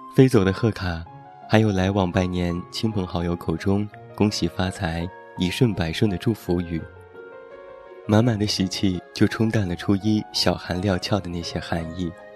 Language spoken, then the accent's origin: Chinese; Taiyuan, Shanxi, China; 在我的老家山西太原有这样的习俗：春节早晨放开门炮仗是必不可少的，寓意开门大吉